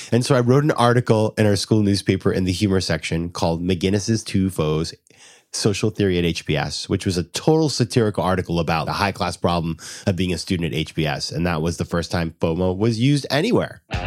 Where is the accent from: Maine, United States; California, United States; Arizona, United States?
Maine, United States; Sanford; moved away as an adult; also born or lived in Washington, D.C.; I'm from a town called Sanford, Maine